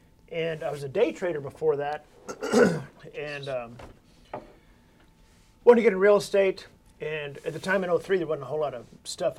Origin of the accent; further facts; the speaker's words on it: Fort Worth, Texas, United States; I'm from Fort Worth